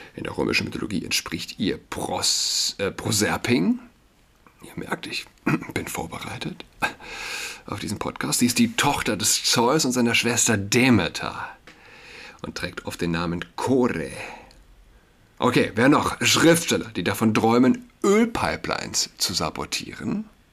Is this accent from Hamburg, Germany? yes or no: no; Saarland, Germany; für mich als äh, Saarländer